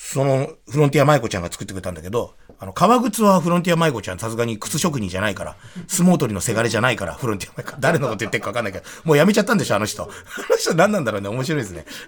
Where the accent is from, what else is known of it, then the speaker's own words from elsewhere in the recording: Tokyo, Japan; 俺らの地元に呼んで、俺たちの品川区だぜ